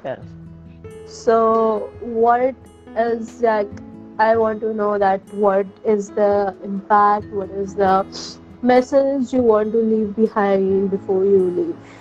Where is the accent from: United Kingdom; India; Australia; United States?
India; New Delhi, Delhi; now in Bhubaneswar, India; I am currently in Bhubaneswar, uh, India, uh, but I come from New Delhi.